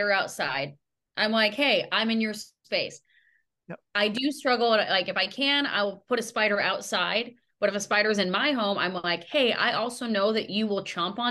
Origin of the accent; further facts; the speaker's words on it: Pacific Northwest, United States; growing up in the Pacific Northwest, like having lived here my whole life